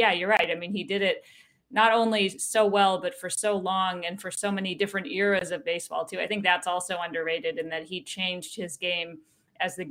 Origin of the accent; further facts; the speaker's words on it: Bay Area, California, United States; also born or lived in Midwest / East Coast; I grew up in the Bay Area, went to school in the Midwest, lived out east for a little while, and then came back to the Bay Area